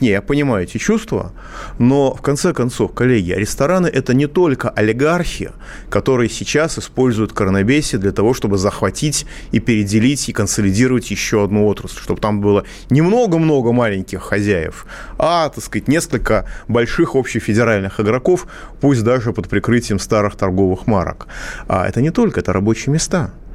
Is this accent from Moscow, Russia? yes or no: yes; Moscow, Russia; я, как москвич